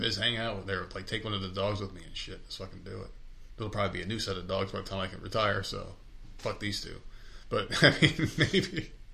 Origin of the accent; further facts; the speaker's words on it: New Jersey, United States; also born or lived in New York; I grew up in Jersey.